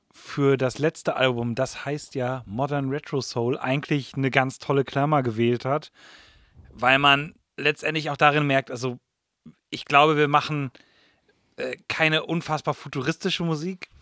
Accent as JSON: {"language": "German", "country": "Germany", "tie": "born or raised there", "said": "wir sind letztendlich alle in Deutschland aufgewachsen. Englisch ist nicht unsere erste Sprache"}